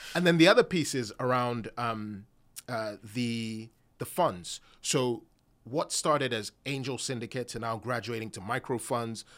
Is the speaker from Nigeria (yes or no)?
yes; Nigeria; Nigerian myself